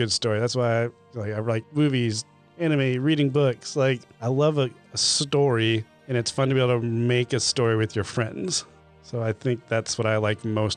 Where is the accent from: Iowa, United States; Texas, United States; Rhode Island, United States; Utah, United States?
Utah, United States; Salt Lake City; moved away; also born or lived in Kentucky; Salt Lake. My hometown